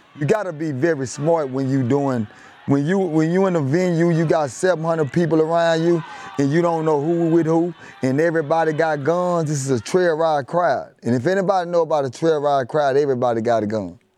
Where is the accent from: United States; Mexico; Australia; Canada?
United States; Dallas, Texas; I'm outta West Dallas, Texas